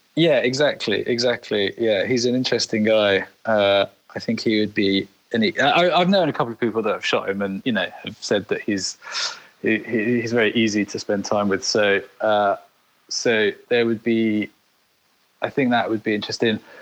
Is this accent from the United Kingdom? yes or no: yes; United Kingdom; in the UK, is you know we're a bit more reserved